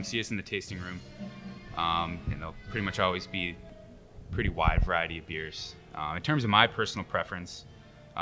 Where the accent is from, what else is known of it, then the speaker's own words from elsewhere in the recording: Buffalo, New York, United States; I'm from Buffalo